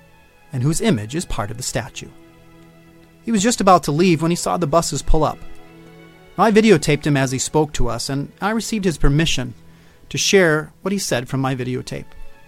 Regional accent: Clinton, Wisconsin, United States; that we were from Clinton, Wisconsin.

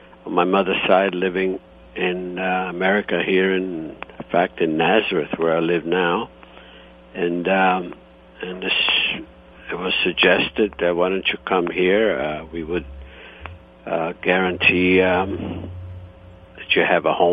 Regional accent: Istria County, Croatia; born or raised there; now in United States

